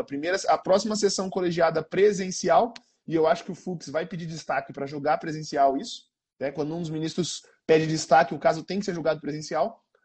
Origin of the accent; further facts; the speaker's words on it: Campo Grande, Mato Grosso do Sul, Brazil; Sou aqui de Campo Grande, igual o João e o, e o Rodrigo